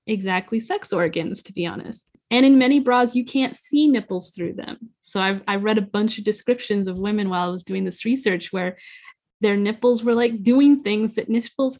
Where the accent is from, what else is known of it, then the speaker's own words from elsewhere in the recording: United States; As an American